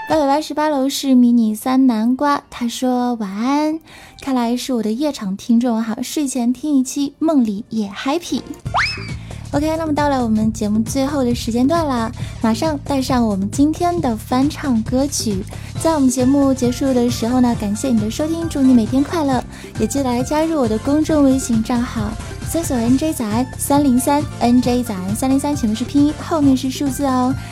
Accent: China; 我们中国人

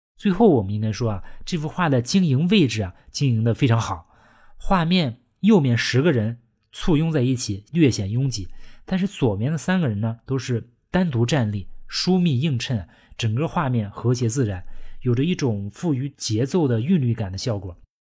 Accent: China; 我们中国人

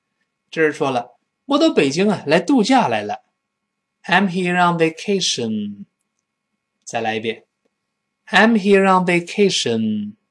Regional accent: China; 我们中国人不习惯。

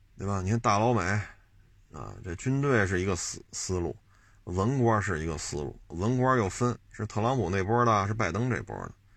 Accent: China; 我是中国人

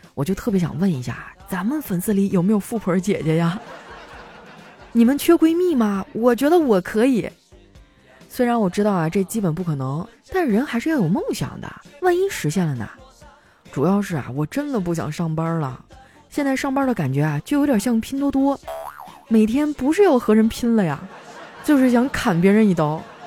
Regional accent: Qitaihe, Heilongjiang, China; moved away; 我老家七台河

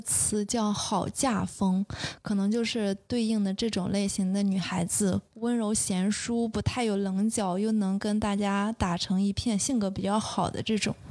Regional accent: Shandong, China; 因为我是山东人

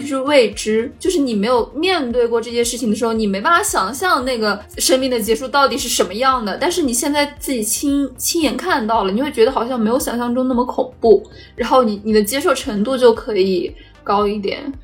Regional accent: Shanxi, China; 我们山西这边叫响工

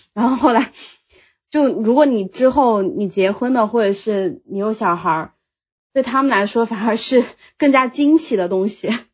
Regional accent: Sichuan, China; moved away as an adult; now in Shanghai, China; 因为我是四川人，他们希望我留在四川

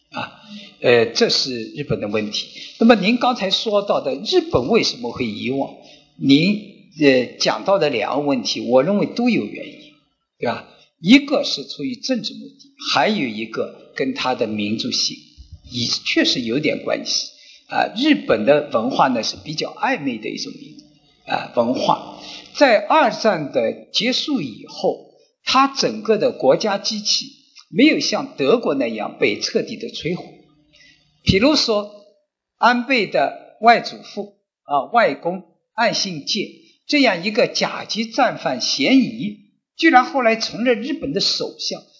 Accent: China; 我们中国人也在担心，会不会有擦枪走火

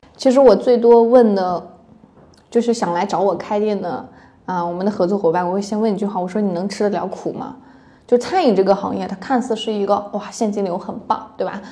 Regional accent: Taiyuan, Shanxi, China; now in Hangzhou, China; 我是太原人

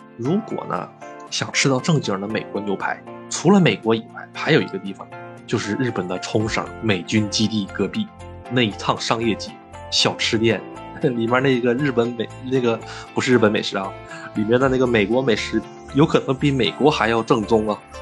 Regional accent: China; now in Japan; 作为一个中国人，那么喜欢喝羊汤

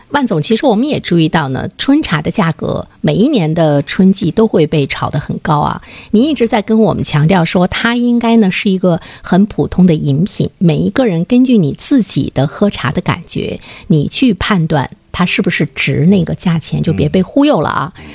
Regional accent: northern China, China; 我们北方人有明显的就是饮茶的口味的趋势

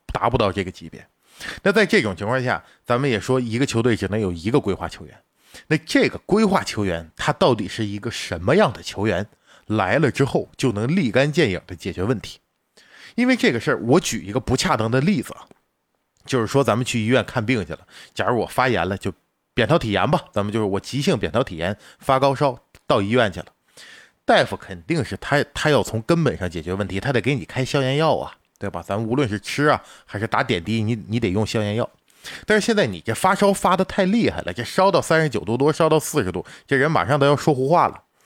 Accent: China; 我们中国人民

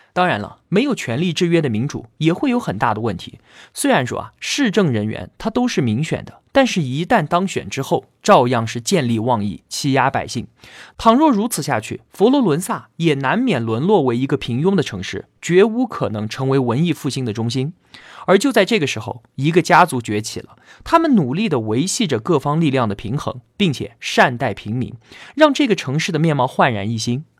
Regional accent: China; 我们中国人

